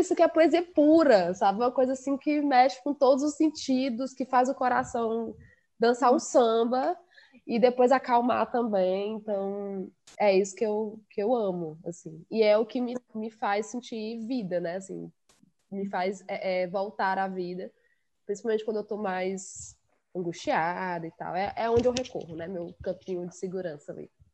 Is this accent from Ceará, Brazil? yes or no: yes; Quixadá, Ceará, Brazil; moved away as an adult; now in Fortaleza, Brazil; eu sou cearense, sou do sertão do Ceará, né? Eu sou de Quixadá